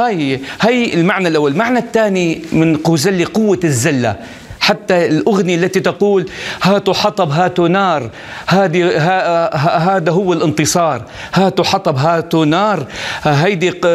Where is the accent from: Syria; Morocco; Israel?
Syria; وانا من سوريا كمان